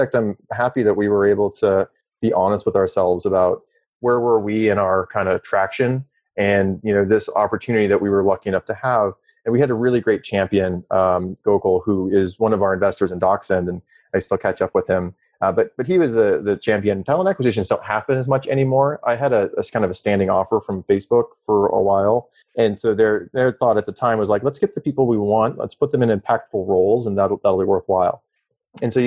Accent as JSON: {"language": "English", "region": "South Dakota", "country": "United States", "also_born_or_lived": "Stanford, California / San Francisco", "moved": "yes", "said": "I'm from South Dakota originally"}